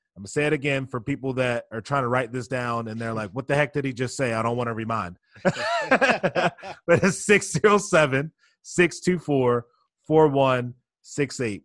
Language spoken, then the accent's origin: English; Baltimore, Maryland, United States; I was born and raised down in Baltimore, Maryland